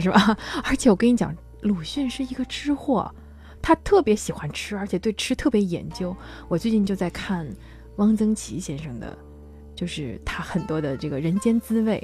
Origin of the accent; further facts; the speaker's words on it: Yangzhou, Jiangsu, China; 我们扬州人叫青蒜